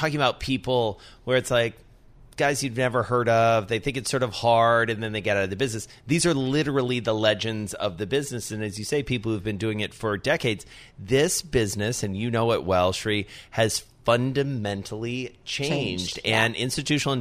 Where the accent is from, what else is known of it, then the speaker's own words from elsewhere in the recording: the South, United States; I'm from the South